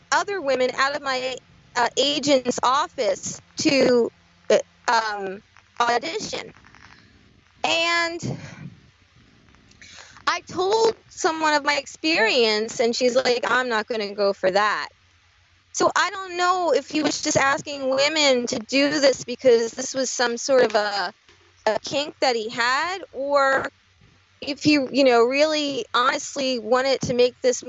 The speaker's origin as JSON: {"language": "English", "region": "New Jersey", "country": "United States", "said": "I'm from New Jersey"}